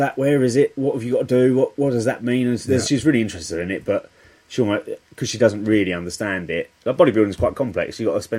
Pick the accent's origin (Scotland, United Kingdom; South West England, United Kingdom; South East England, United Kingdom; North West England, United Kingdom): South East England, United Kingdom; Medway; I've grown up in Medway as well